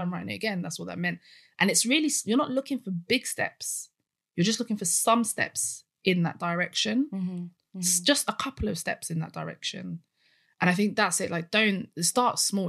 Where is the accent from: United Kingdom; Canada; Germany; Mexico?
United Kingdom; I'm British